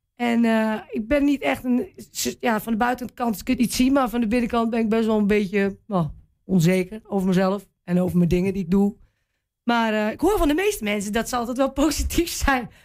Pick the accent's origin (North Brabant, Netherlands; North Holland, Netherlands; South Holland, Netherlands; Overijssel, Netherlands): Overijssel, Netherlands; Wierden; Ja, ik ben hier geboren. Althans, in Wierde geboren